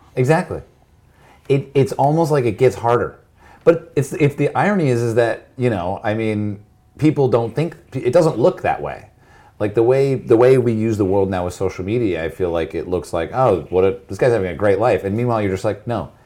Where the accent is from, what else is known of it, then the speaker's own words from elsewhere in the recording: United States; as an American